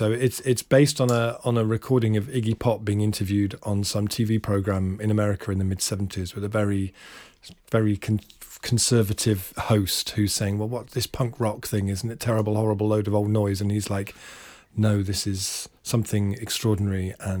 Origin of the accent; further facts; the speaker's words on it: Hampton, London, United Kingdom; No, lived near there, lived near like Hampton, around that sort of area.